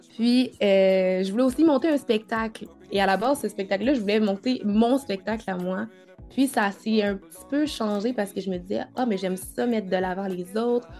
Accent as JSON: {"language": "French", "region": "Quebec", "country": "Canada", "tie": "born or raised there", "also_born_or_lived": "Cameroon", "said": "je suis née au Cameroun et j'ai vécu là jusqu'à l'âge de 5 ans avant de, de venir euh, au Canada avec ma maman"}